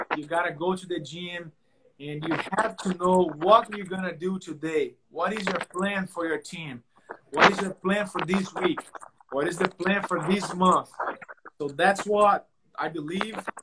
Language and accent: English; Brazil; English is a second language; moved away; I'm from Brazil.